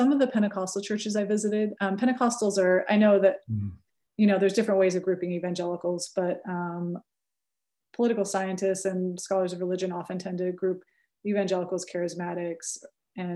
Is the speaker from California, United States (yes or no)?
yes; California, United States; accent: California; I may have a California accent